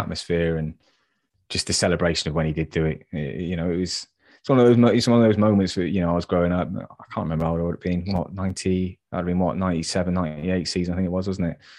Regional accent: West Country, South West England, United Kingdom; I'm from the West Country

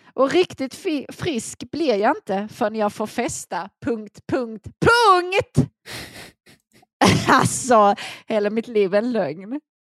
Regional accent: Finland; jag är trots allt finsk

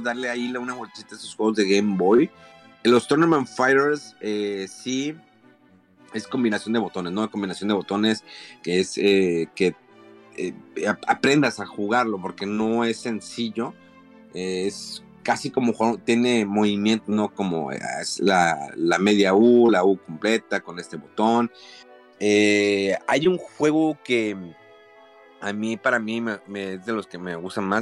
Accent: Monterrey, Nuevo León, Mexico; moved away; si soy de Monterrey

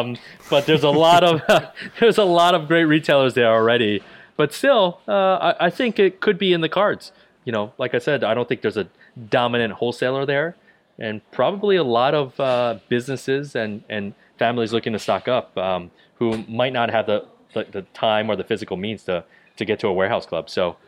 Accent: New Jersey, United States; also born or lived in Ohio, United States / Baltimore, United States; I did. So I grew up in Central Jersey. So my parents immigrated to the U.S. from Taiwan.

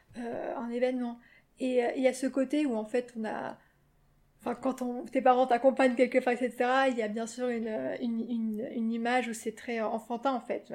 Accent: Paris, Île-de-France, France; et moi, je suis née à Paris avec ma sœur et j'ai vécu ici donc depuis que je suis née

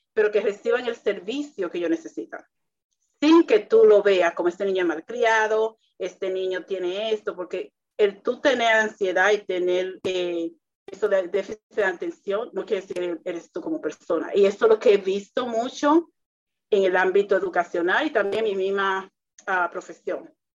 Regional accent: Dominican Republic; para mi cultura, que soy dominicana

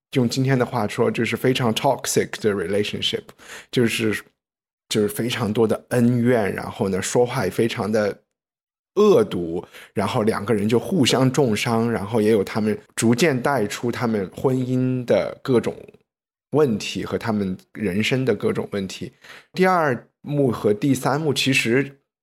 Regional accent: China; 我们大陆人讲泰勒

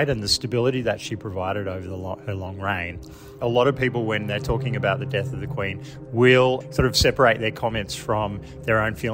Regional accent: Australia

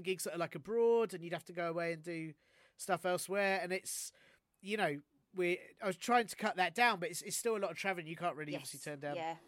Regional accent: London, United Kingdom; also born or lived in Canterbury, Kent; I'm from Finsbury Park, and I'm born and bred Finsbury Park, and went to school in that area. I've always been North

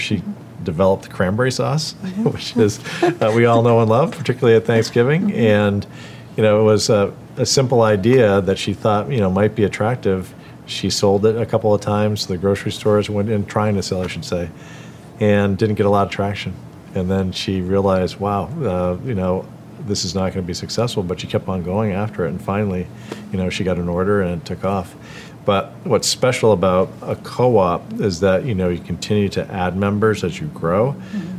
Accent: Merrimack, New Hampshire, United States; the house where I grew up in Merrimack, New Hampshire.

